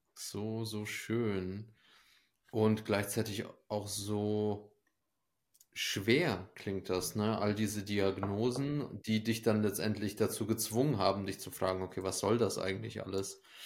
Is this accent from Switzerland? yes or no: no; Ukraine; moved away; Ich komme ja selber aus der Ukraine, bin da geboren